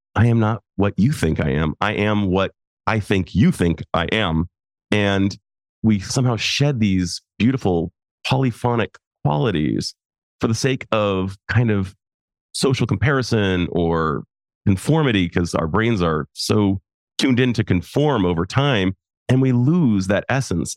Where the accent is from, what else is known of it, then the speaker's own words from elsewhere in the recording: United States; also born or lived in Japan; I'm an American male